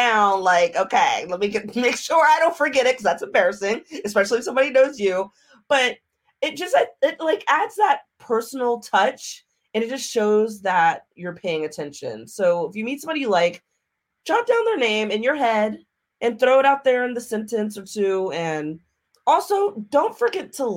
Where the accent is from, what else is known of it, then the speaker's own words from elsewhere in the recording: Maryland, United States; moved away as an adult; I'm from Maryland. I came out here for college back in the day.